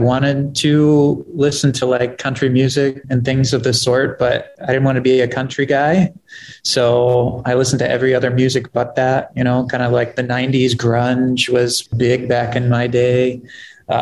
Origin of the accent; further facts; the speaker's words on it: Ohio, United States; now in Twin Cities, United States; I'm originally from Ohio, and Minnesota, it does feel like home now. I've been here for 17, 18 years now